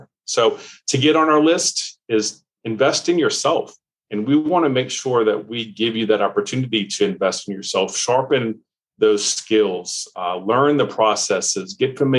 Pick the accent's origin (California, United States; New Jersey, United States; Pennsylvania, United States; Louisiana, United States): Louisiana, United States; New Orleans; I grew up in New Orleans, Louisiana